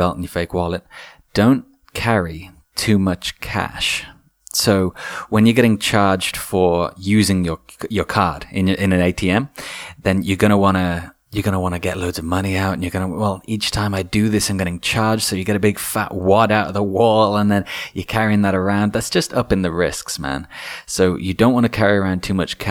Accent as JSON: {"language": "English", "region": "England", "country": "United Kingdom", "said": "being English"}